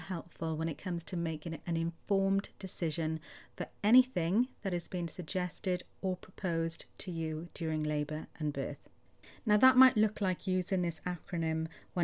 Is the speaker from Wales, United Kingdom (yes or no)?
yes; Welsh, Wales, United Kingdom; Roll my R's because I'm Welsh